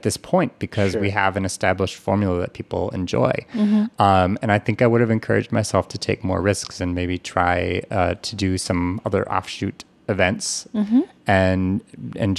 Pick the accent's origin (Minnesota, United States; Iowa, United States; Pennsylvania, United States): Minnesota, United States; Minneapolis; I grew up around the Twin Cities. We moved several times for no good reason except that my parents seemed to love to move.